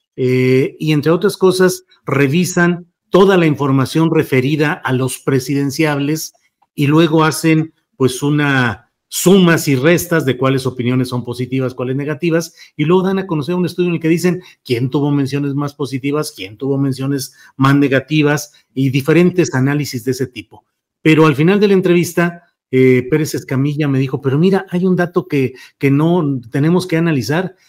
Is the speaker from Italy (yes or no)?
no; Coahuila, Mexico; moved away; un servidor que nació en Coahuila, aunque he andado para arriba y para abajo en la República Mexicana, pero soy de origen coahuilense